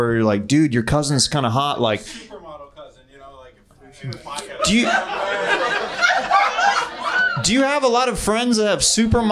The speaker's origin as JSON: {"language": "English", "town": "Kansas City", "country": "United States", "said": "I'm from Kansas City. Like I used to go to this place called Worlds of Fun"}